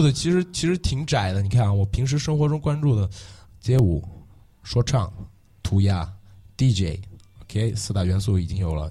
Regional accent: Xinjiang, China; moved away as an adult; also born or lived in Chengdu, Sichuan; 我是新疆来的，我是维吾尔族

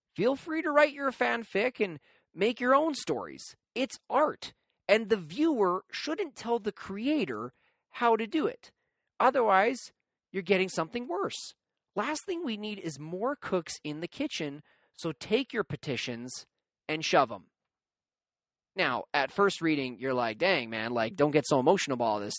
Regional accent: Canada; being a Canadian myself

